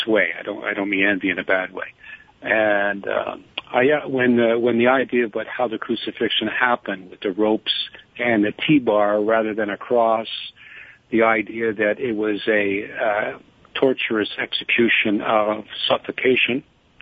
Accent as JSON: {"language": "English", "country": "Canada", "said": "I'm a Canadian"}